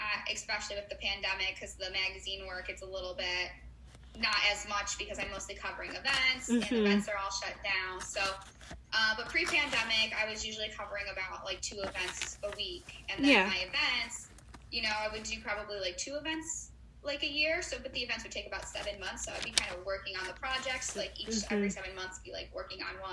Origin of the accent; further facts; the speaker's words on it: Chicago, Illinois, United States; I'm from Chicago